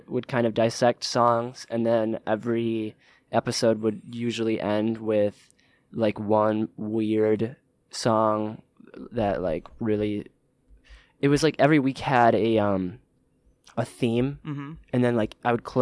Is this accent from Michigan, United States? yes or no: yes; Oxford, Michigan, United States; also born or lived in Swartz Creek, Michigan / Hazel Park, Michigan; I moved to Oxford and lived there until I was 18